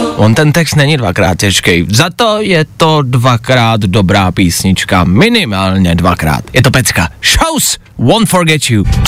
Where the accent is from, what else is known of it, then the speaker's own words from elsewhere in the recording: Plzeň, Plzeň Region, Czechia; Já jsem z Plzně